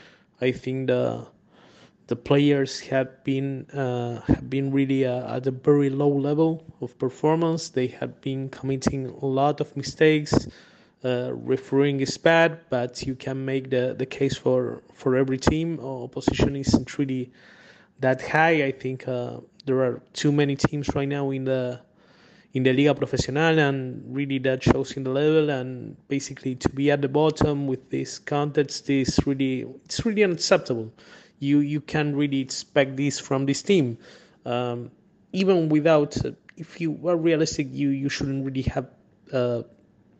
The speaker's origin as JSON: {"language": "English", "region": "Buenos Aires", "country": "Argentina", "tie": "born or raised there", "second_language": "English", "said": "I was born near the Clove. I lived my whole life just like 10, 15 blocks away."}